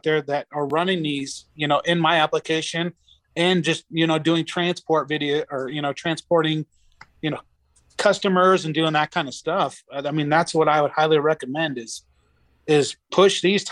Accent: Aurora, Nebraska, United States; Aurora, which is the town I'm originally from

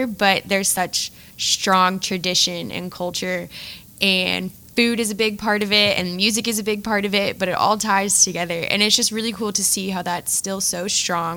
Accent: Baltimore, Maryland, United States; moved away as an adult; now in Louisiana, United States; I am originally from Baltimore, Maryland

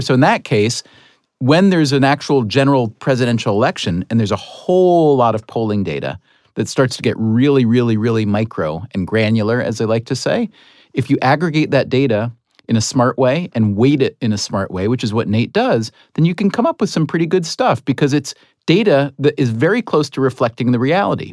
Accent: Schenectady, New York, United States; I was born in Ellis Hospital in Schenectady, New York

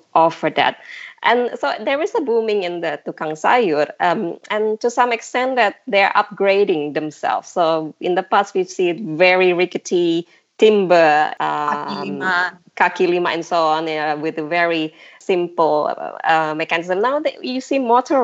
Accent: Jakarta, Indonesia; growing up in Jakarta

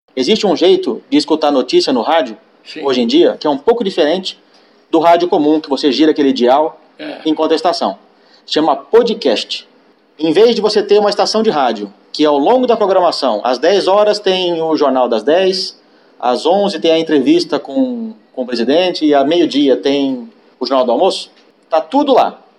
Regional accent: São Paulo, Brazil; sou natural de São Paulo

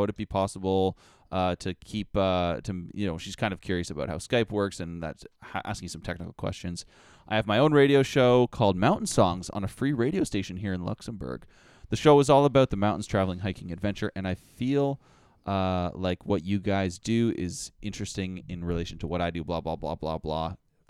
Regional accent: Canada; see, we're Canadian, so we know about the world, unlike our American counterparts.

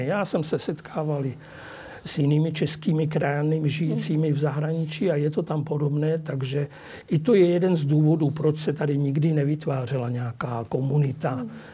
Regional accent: Czechia; now in Bratislava, Slovakia; mé rodině na Moravu a do Čech

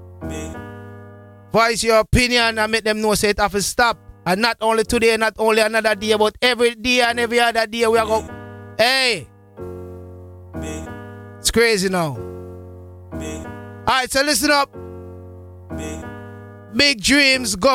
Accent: Jamaica; as a Jamaican, we grew up with the culture

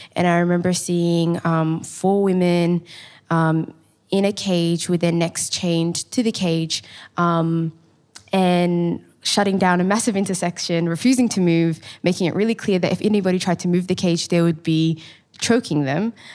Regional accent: Melbourne, Victoria, Australia; I grew up in, um, the Carlton Housing Estate in a beautiful East African community, and I'm a proud Somali woman

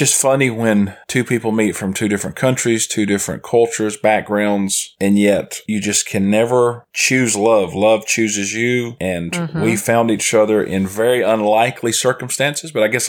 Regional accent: South Carolina, United States; moved away as an adult; also born or lived in Cyprus; So we, of course, are living in South Carolina now, which is my hometown.

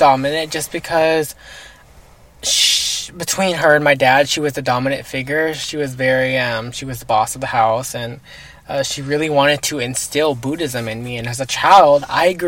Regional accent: Fort Worth, Texas, United States; also born or lived in Bedford, Texas; I was actually born in Bedford, Texas. But I was actually raised in Fort Worth, Texas my whole life.

